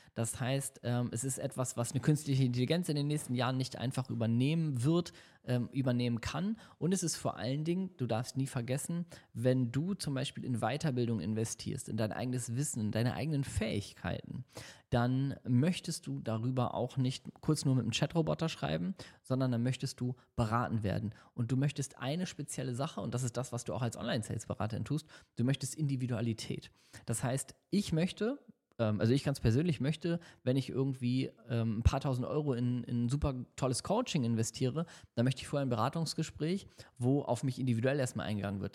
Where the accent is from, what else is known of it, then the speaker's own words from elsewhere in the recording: Hamburg, Germany; now in Düsseldorf, Germany; Ich äh, lebe ja in Düsseldorf. Meine Heimat ist zwar Hamburg